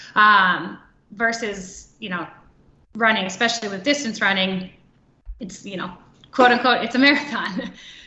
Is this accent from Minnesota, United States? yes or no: yes; Minnesota, United States; I am from Minnesota